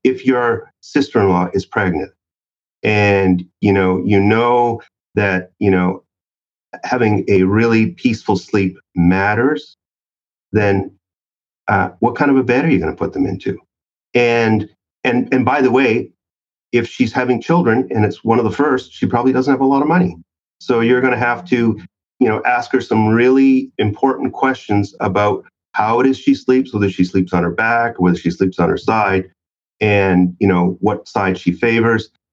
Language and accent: English; Canada; I'm from Canada